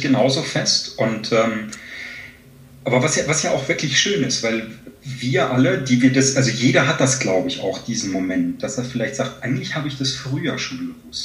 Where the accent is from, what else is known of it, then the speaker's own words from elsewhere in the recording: Germany; hier bei uns in Deutschland